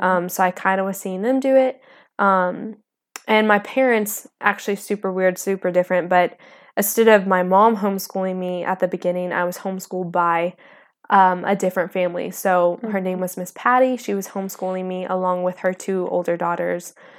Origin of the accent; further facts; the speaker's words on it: Palestine, Texas, United States; I am from East Texas